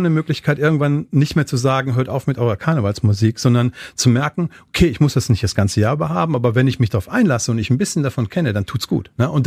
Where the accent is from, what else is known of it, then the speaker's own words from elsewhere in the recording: Goch, North Rhine-Westphalia, Germany; Und viele von denen, die irgendwo in meiner Heimatstadt Goch sagen